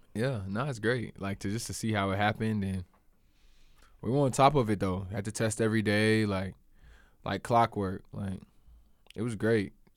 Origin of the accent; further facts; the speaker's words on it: Charleston, South Carolina, United States; also born or lived in Columbia, South Carolina; I was born in Charleston where I went to school